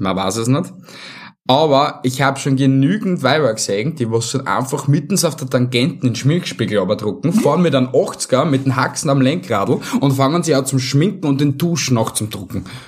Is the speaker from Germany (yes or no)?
no; Vienna, Austria; bei uns in Wien